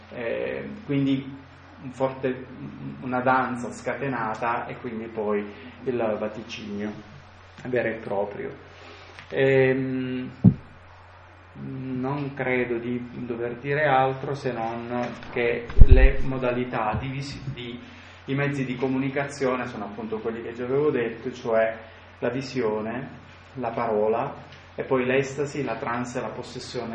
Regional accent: Sicily, Italy; io vengo dalla Sicilia.

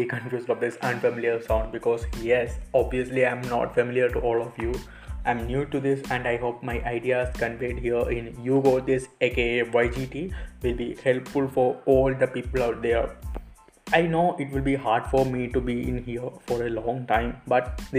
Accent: Kerala, India; moved away as an adult; now in Punjab, India; I am from Kerala and I am pursuing my bachelor's degree in BSc Honours Agriculture from lovely Professional University, Punjab.

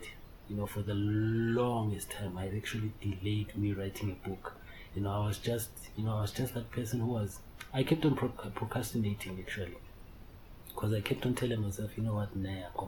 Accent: Benoni, Gauteng, South Africa; also born or lived in Daveton; I hail from South Africa, city, obviously Johannesburg, in Benoni. I reside in a township called Daveton

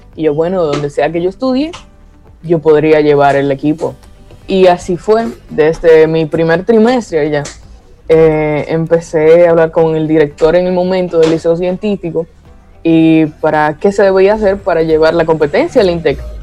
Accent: Tenares, Hermanas Mirabal, Dominican Republic; soy de Tenares, Hermanas Mirabal

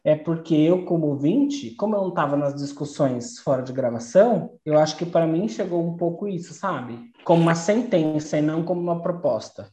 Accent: Brazil; eu sou brasileira

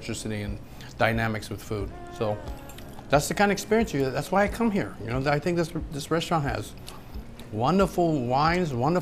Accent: Hawaii, United States; I'm from Hawaii.

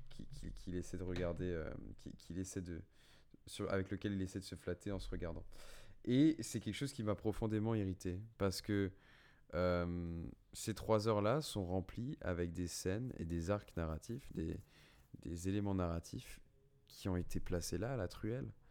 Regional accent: France; on est français de toute façon.

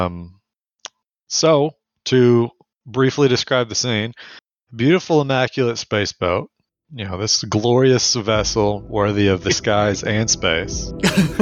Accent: the South, United States; we're all from the South. We live in the South.

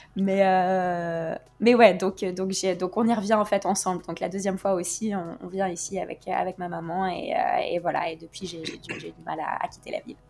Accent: Norway; now in Paris, France; on est des Norvégiennes qui ne s'assument pas complètement

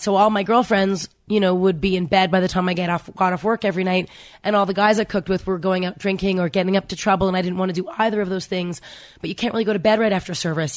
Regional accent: Canada; I grew up in Canada

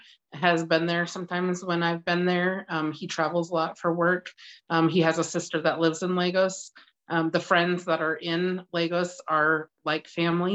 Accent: West Coast, United States; also born or lived in Washington State; now in Iowa, United States; I grew up on the West Coast.

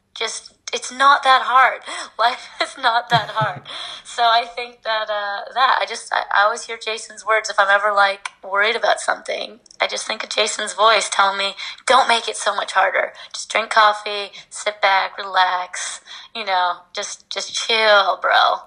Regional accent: Midwest, United States; I was brought up in the Midwest

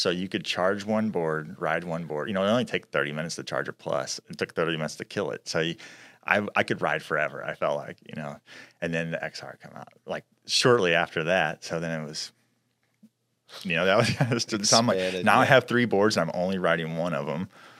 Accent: Midwest, United States; me growing up in the Midwest

